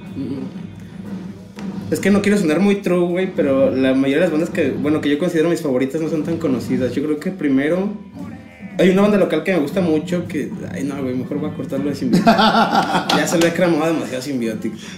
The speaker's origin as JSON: {"language": "Spanish", "country": "Mexico", "said": "lo único que mantenemos como mexicanos"}